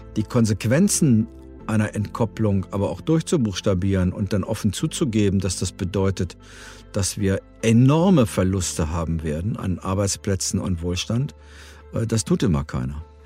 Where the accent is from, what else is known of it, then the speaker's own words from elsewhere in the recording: Germany; als Europäer und als Deutsche